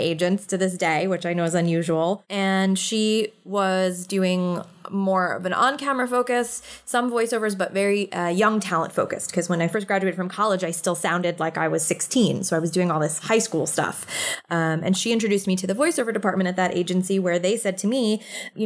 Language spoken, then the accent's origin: English; New York City, New York, United States; I'm a born and raised New York City kid. I actually grew up in the heart of the city.